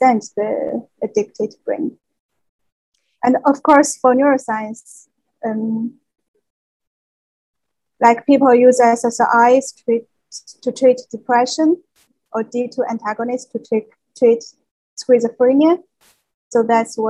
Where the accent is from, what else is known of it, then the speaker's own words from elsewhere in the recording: China; moved away as an adult; now in Geneva, Switzerland; I was born in China and received education there